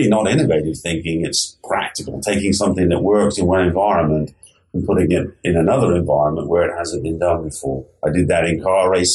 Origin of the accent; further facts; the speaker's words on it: England, United Kingdom; moved away as an adult; now in United States; I grew up in England